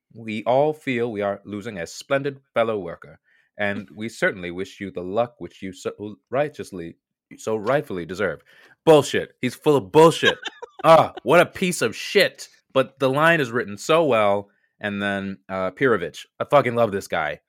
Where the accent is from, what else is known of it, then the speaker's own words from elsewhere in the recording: United States; accent: American; My ugly American accent